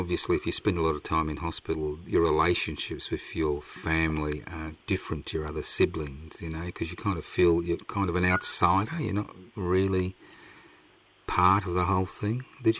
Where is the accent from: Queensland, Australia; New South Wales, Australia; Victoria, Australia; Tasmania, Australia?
Queensland, Australia; Brisbane; moved away as an adult; I was born in Brisbane. I was born in 51. I grew up in Brisbane. And I left in 76